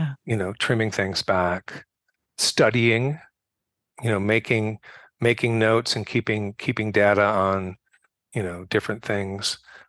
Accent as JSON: {"language": "English", "region": "California", "country": "United States", "said": "so I'm from California."}